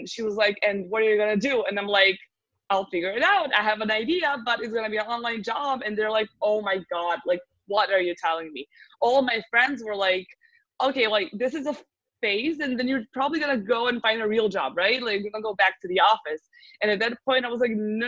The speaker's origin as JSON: {"language": "English", "country": "Serbia", "also_born_or_lived": "United States", "said": "I come from Serbia, from the Southeast Europe."}